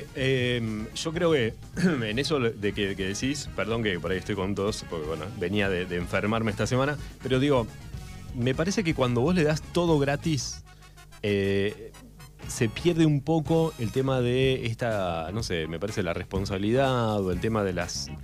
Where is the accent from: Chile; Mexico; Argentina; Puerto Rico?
Argentina; Darregueira, Buenos Aires Province; la Regueira es un lugar, somos muy especiales, porque yo soy